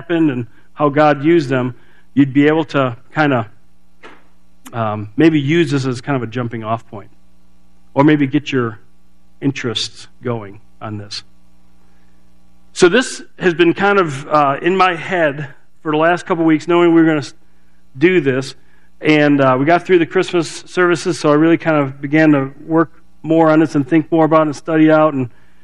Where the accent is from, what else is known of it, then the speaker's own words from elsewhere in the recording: Chicago, Illinois, United States; also born or lived in Colorado; now in Ohio, United States; I was growing up in Chicago